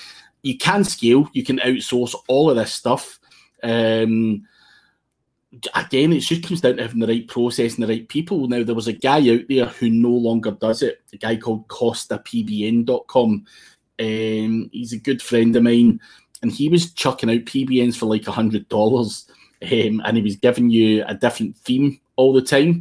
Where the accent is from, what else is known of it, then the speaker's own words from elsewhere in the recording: Scotland, United Kingdom; I'm Scottish